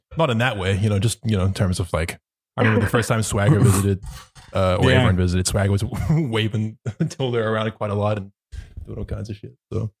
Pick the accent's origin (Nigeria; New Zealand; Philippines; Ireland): New Zealand; moved away